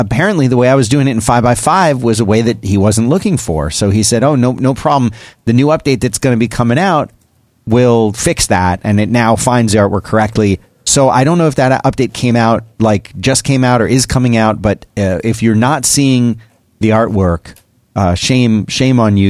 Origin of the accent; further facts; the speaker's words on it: Philadelphia, Pennsylvania, United States; growing up in Philadelphia